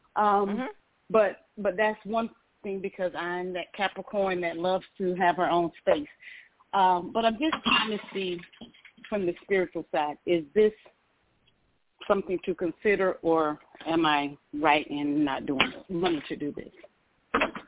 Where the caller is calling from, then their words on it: Georgia, United States; I'm calling from Georgia.